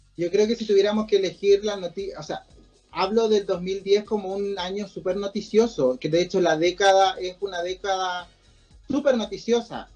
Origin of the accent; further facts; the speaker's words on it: Chile; somos chilenos